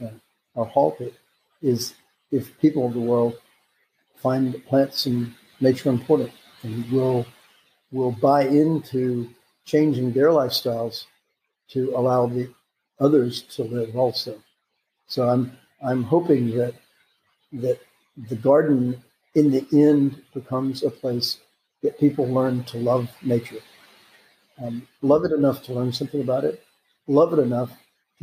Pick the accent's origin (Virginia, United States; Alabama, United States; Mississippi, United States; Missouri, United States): Alabama, United States; moved away as an adult; also born or lived in California / Tennessee; now in Florida, United States; I grew up in Alabama, and then I went to college at Auburn